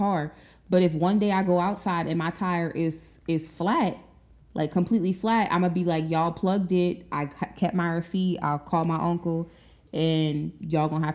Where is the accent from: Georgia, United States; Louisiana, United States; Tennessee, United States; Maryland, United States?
Louisiana, United States; Kenner; half the people that I grew up with in Kenner